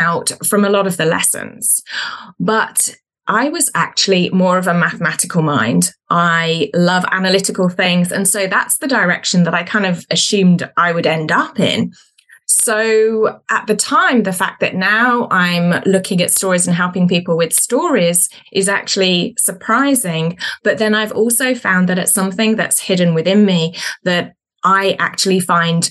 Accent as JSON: {"language": "English", "town": "Birmingham", "region": "West Midlands", "country": "United Kingdom", "moved": "yes", "lives_now": "New Zealand", "said": "So I am originally from the UK, from the second biggest city called Birmingham. But I currently live in New Zealand"}